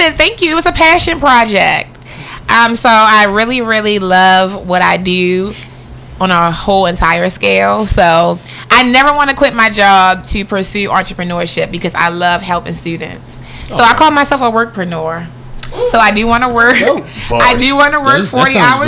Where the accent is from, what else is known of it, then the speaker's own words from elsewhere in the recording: Baltimore, Maryland, United States; I'm from Baltimore. I went to Willard Senior High School